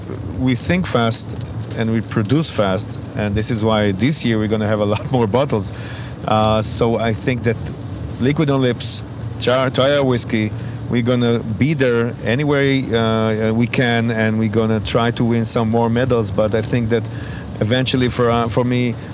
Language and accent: English; Israel; we're from Israel.